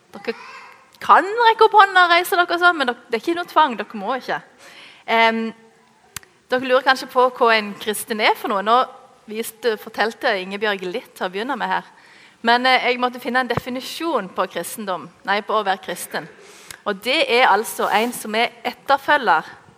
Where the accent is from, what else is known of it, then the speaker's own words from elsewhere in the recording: Norway; oss norske